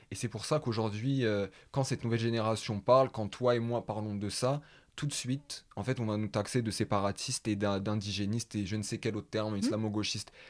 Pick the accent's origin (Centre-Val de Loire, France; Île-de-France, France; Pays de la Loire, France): Île-de-France, France; Paris; je suis du 19e arrondissement de Paris.